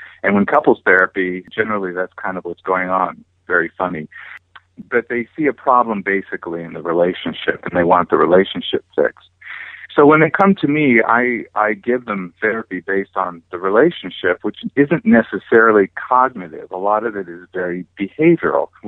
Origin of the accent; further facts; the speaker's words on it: California, United States; also born or lived in Hawaii; I was born in Hawaii. My family moved back over here to California, and I grew up here on the beach